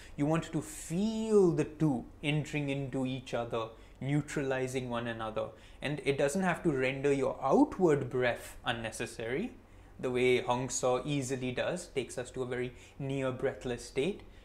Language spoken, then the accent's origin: English; India; also born or lived in Mumbai; I'm Indian, Narayani is my wife, I live in Mumbai.